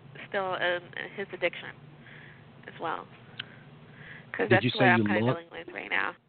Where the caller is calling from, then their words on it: Redwood City, California, United States; I'm calling from Redwood City.